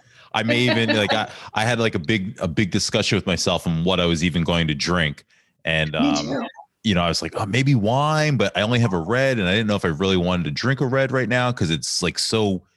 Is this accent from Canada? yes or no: no; Ambler, Pennsylvania, United States; Even so, I grew up in South Ambler.